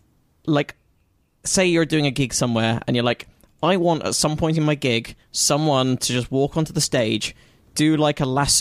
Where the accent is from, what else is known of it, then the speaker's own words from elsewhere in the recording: London, United Kingdom; moved away; I grew up in London and I started out comedy in London.